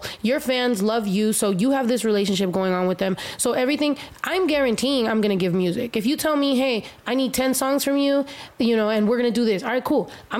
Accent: United States; for me being Mexican American, but also, you know, I'm queer, but, like, I'm not just Mexican. I'm not just, like, American. Like, I'm Mexican-American

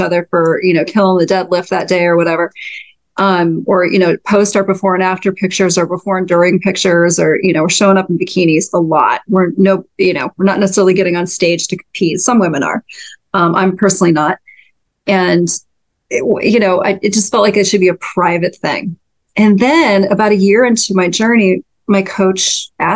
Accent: North Dakota, United States; moved away; I'm from North Dakota originally, and grew up in a very kind of Scandinavian farming community

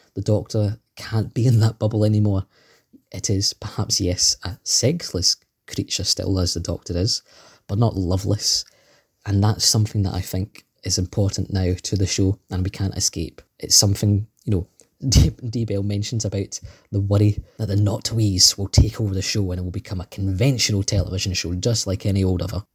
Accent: Scotland, United Kingdom; as you may tell from my dulcet tones. I am indeed from Scotland too.

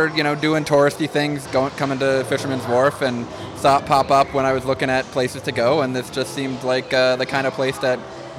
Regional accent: Rochester, New York, United States; We're from Rochester, New York.

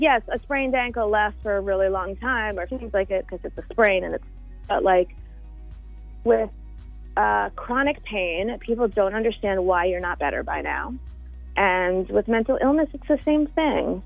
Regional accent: Florida, United States; also born or lived in New York; I was born in New York, but I grew up in Florida

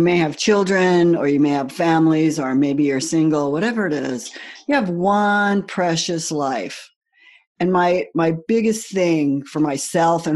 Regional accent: United States; I grew up in the United States

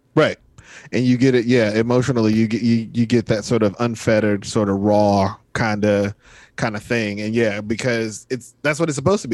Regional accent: the South, United States; I'm from the South

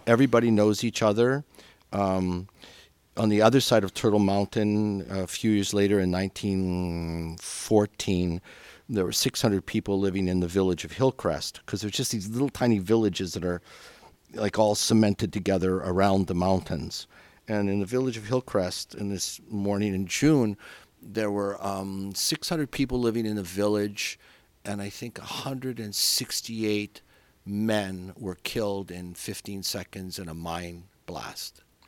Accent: Crowsnest Pass, Alberta, Canada; also born or lived in Philadelphia, United States; now in Chicago, United States; I was born in a place called the Crow's Nest Pass in Alberta

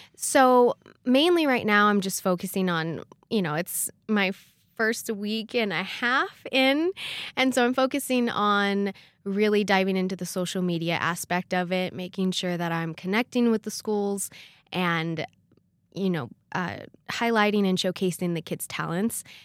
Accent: California, United States; moved away as an adult; now in Rexburg, United States; I come from California

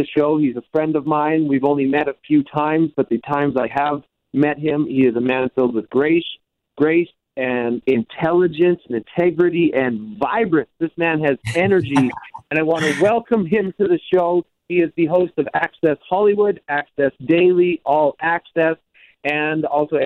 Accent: Canada; I'm a white male from Canada. I grew up in rural Canada

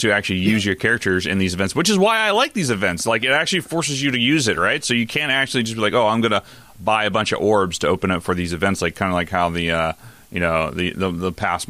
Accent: New York, United States; I'm a New Yorker.

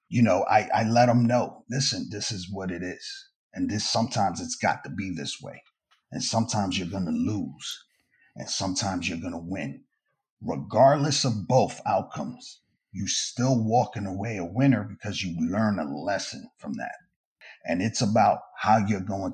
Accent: New York City, New York, United States; I grew up in New York City housing out in Brooklyn in the 80s and 90s

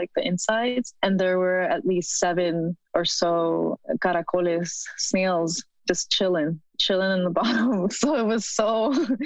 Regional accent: Los Angeles, California, United States; first language Spanish; English is a second language; I grew up in East Hollywood, like by Western and Santa Monica

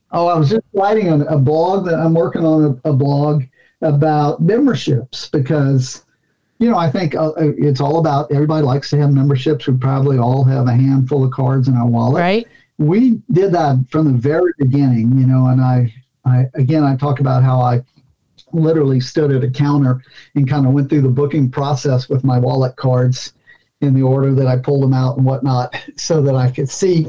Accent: Louisiana, United States; my home state

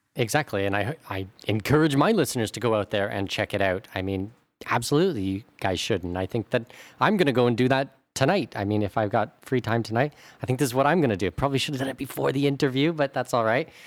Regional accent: Southwestern Ontario, Canada; I'm from Southwestern Ontario

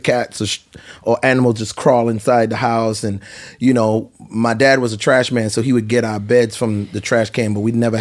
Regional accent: U.S. Virgin Islands; moved away; Growing up in St. Thomas, so we started out, me and my brother started out living in a shack, which was the place

